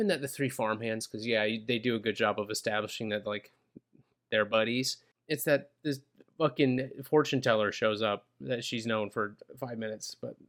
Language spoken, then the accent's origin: English; Minnesota, United States; I grew up in Minnesota